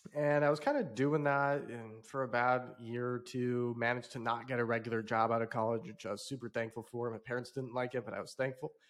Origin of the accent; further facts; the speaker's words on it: South Bend, Indiana, United States; I grew up in South Bend, Indiana, of all places